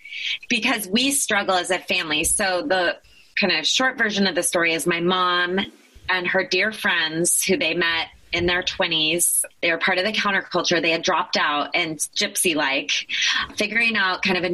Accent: Eugene, Oregon, United States; also born or lived in Taos, New Mexico; the motivation to move to Eugene, Oregon

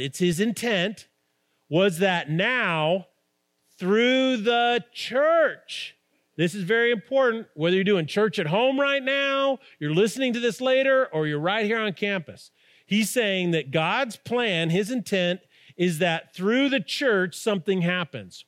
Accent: Albuquerque, New Mexico, United States; we grew up in Albuquerque

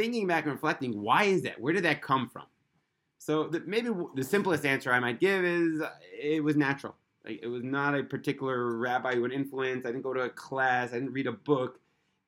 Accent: New York City, New York, United States; now in Israel; I was born in Brooklyn

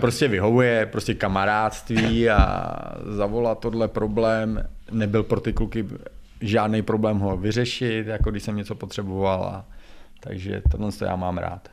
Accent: Czechia; moved away as an adult; also born or lived in Russia / Slovakia; já jsem asi Čech

